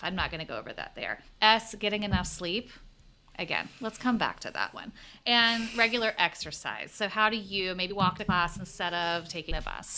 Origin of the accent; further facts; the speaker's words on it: the South, United States; accent: Southern; moved away as an adult; I grew up in the South in a place where I felt like, oh, I'm a, you know, I'm a well-educated person with not really a strong accent.